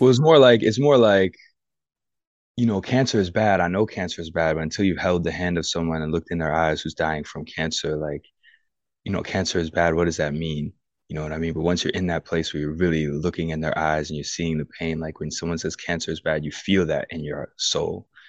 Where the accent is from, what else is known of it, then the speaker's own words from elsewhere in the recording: United States; I'm American through and through